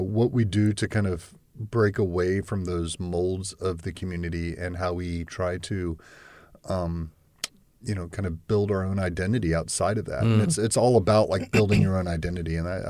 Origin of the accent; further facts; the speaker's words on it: the South, United States; I was born in the South. I've grown up in the South. Yeah. I've lived in the South all my life.